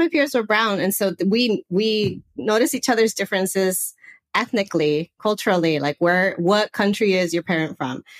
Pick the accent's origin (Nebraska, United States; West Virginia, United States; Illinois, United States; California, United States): California, United States; Los Angeles; accent: Southern California; moved away as an adult; also born or lived in Santa Barbara; now in Portugal; I am originally from the northeast San Fernando Valley area. So that's like uh, north of LA.